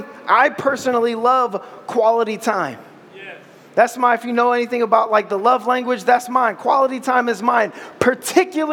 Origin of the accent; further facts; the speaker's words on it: Ohio, United States; I'm from Ohio